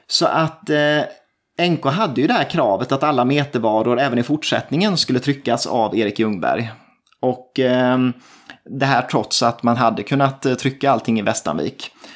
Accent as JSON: {"language": "Swedish", "region": "Småland", "country": "Sweden", "said": "det känner vi ju till här som smålänningar"}